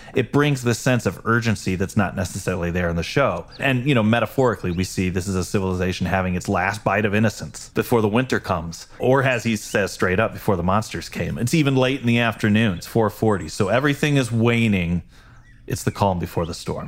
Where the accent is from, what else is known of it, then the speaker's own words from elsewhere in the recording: Illinois, United States; moved away as an adult; also born or lived in Los Angeles; now in Midwest, United States; Chris and I grew up together in Illinois